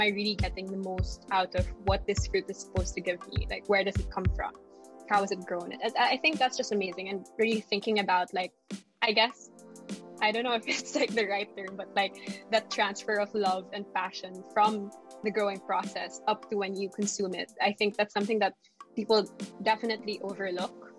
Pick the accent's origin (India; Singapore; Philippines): Philippines; as a Filipino